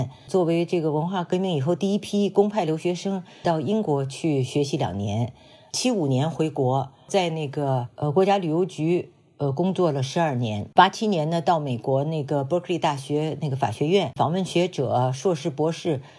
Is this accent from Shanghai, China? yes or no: no; Beijing, China; moved away as an adult; also born or lived in Shaan-Gan-Ning Border Region / United Kingdom / Berkeley, United States; now in Hawaii, United States; 我是解放前夕在陕甘宁边区出生，在驴背上驮着到北京。呃，七岁以前都是在全托的幼儿园，